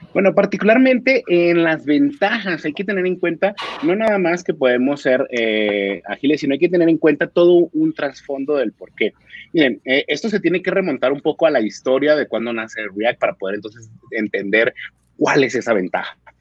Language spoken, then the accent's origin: Spanish; Mexico; now in Colombia; Soy mexicano, pero actualmente vivo en Colombia